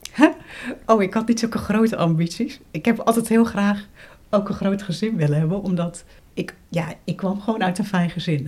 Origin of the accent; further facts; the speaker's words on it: Gouda, South Holland, Netherlands; moved away as an adult; also born or lived in Rotterdam / Wageningen / Amsterdam; now in Leiden, Netherlands; Ik ben geboren in Rotterdam en opgegroeid in Gouda